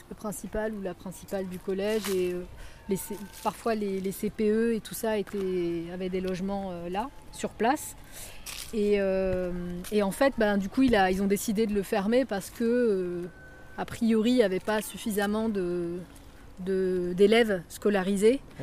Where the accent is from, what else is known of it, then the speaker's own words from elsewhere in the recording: Évreux, Normandy, France; moved away as an adult; on est à l'emplacement euh, de l'immeuble Le Maurienne, au 18 rue Jean-Jacques Rousseau, donc à la Madeleine. Et bah, c'est un quartier, c'est un immeuble dans lequel je suis née